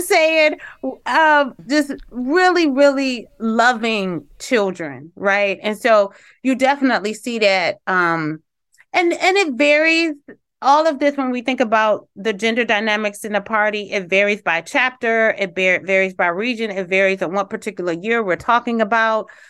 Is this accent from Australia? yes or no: no; Detroit, Michigan, United States; I'm from Detroit, Michigan